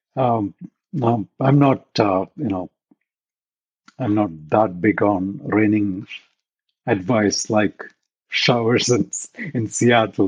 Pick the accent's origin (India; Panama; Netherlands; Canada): India; moved away as an adult; now in Silicon Valley, United States; I grew up in India. I did my undergrad, all that in India.